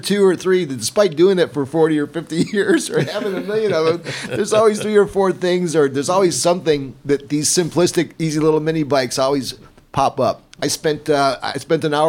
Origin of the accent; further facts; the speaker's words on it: Utica, New York, United States; moved away; back in my hometown of Utica